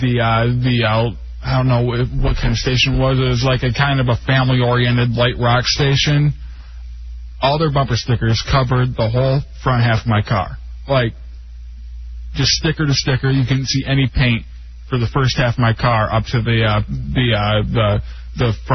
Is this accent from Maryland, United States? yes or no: no; Fallaville, Michigan, United States; my hometown of Fallaville, Michigan, 90% of the people would agree with that sticker